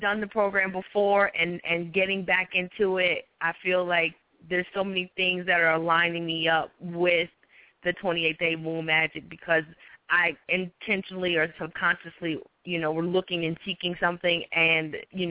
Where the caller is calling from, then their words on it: North Carolina, United States; I'm calling from North Carolina.